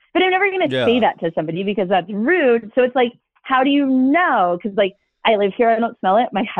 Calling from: Sonora, California, United States; I am 38, and I'm calling from Sonora, California.

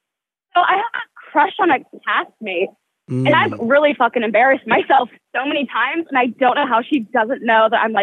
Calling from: New York City, New York, United States; they, them pronouns, and I'm calling from New York City.

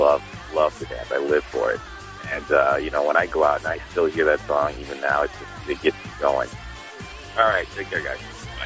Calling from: Chicago suburbs, Illinois, United States; I'm calling from Chicago Burbs.

